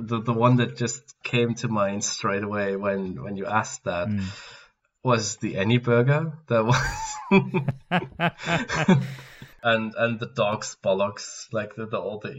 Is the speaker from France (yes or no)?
no; Germany; he was actually from my area in Germany